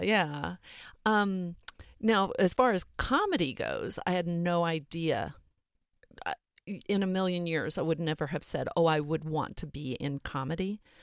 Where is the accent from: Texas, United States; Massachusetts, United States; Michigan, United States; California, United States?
Texas, United States; Montgomery; I grew up in South Texas, north of Houston.